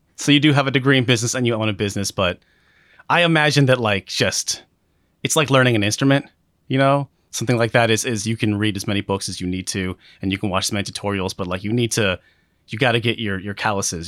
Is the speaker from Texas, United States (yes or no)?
no; Alaska, United States; moved away as an adult; now in Seattle, United States; I was born and raised in Alaska